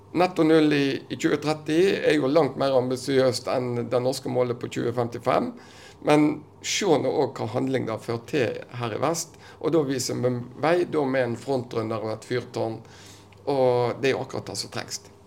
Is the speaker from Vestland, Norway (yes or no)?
yes; Western Norway, Vestland, Norway; vi som vestlendinger